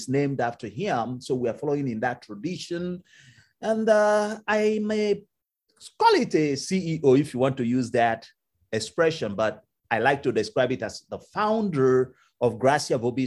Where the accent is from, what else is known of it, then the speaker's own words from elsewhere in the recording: Nigeria; moved away as an adult; now in Cleveland, United States; I came originally from Nigeria.